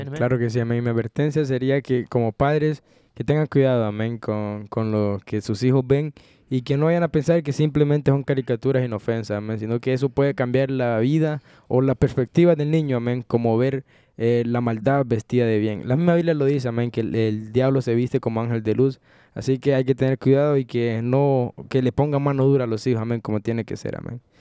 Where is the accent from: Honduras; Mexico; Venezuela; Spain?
Honduras; moved away; mi país, Honduras